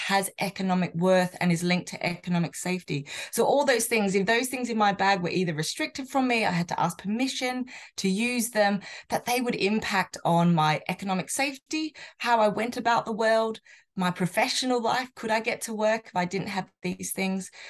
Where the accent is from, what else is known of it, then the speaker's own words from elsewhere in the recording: Australia; now in United Kingdom; as an Australian citizen